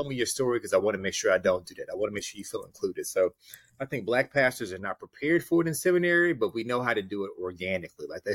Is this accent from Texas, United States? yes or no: yes; Houston, Texas, United States; I think about Houston